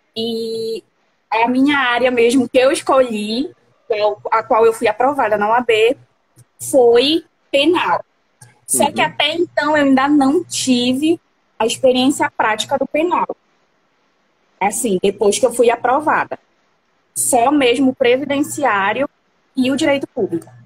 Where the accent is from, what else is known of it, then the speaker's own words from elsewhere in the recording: Igarapé-Miri, Pará, Brazil; Eu sou do estado do Pará, de igarapé